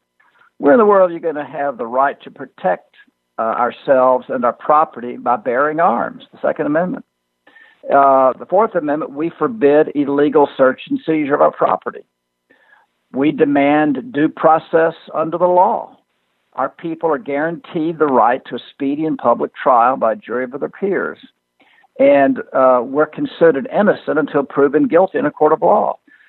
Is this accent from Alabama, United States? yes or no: yes; Birmingham, Alabama, United States; accent: Southern; also born or lived in St. Simons Island, Georgia / Northeast US; We're from Birmingham, Alabama.